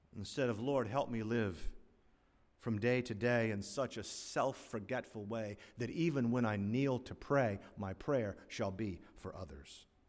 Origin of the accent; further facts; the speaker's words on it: South Florida, United States; As a young boy growing up in South Florida in the nineteen sixties